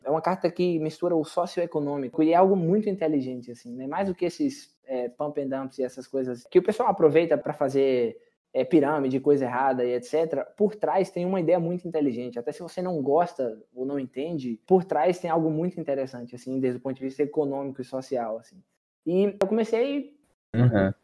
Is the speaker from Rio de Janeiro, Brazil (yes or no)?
no; Correntina, Bahia, Brazil; moved away; also born or lived in Chile / United States / Canada; sou natural de Correntina, Bahia, extremo oeste baiano.